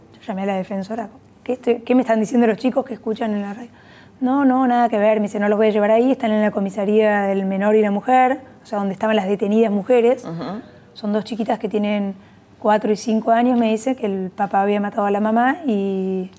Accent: Buenos Aires, Argentina; yo viví de chica siempre acá en Buenos Aires

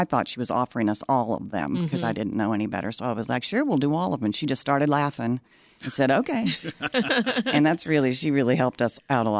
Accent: Appalachia, Kentucky, United States; moved away as an adult; also born or lived in West Virginia; now in Chicago, United States; I grew up in Kentucky in Appalachia

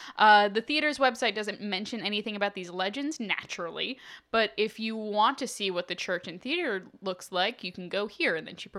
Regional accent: Utah, United States; I'm from Utah. There's a lot of church-owned properties near me.

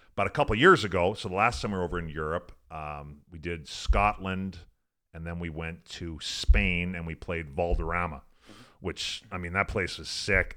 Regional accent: Fort Saskatchewan, Alberta, Canada; moved away as an adult; also born or lived in North Dakota / Columbus, Ohio; I grew up in Western Canada

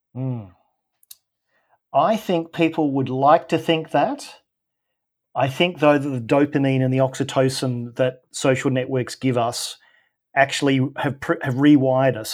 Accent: Australia; I'm Australian

